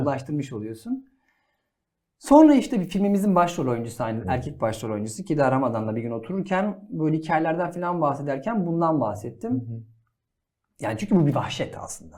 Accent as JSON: {"language": "Turkish", "region": "Adana", "country": "Turkey", "said": "Adanalıyım ben de."}